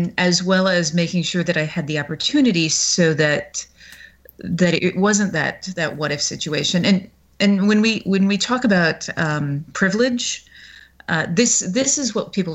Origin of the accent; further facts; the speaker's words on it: the South, United States; I grew up in the South.